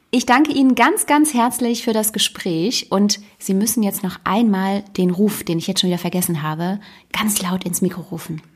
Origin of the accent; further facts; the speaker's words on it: Düsseldorf, North Rhine-Westphalia, Germany; Ich bin in Düsseldorf geboren